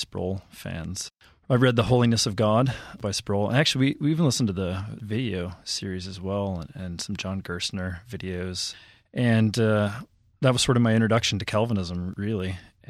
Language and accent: English; Minneapolis, Minnesota, United States; Well, I'm from Minnesota, Minneapolis, Minnesota, I guess the Twin Cities, the suburbs, born and raised there.